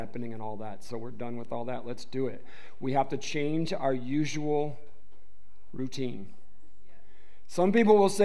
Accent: Detroit, Michigan, United States; I was raised in the Detroit metro area.

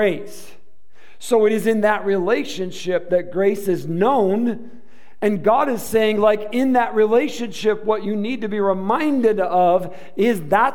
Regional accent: Michigan, United States; now in Arizona, United States; I'm from Michigan, and we don't have cactus

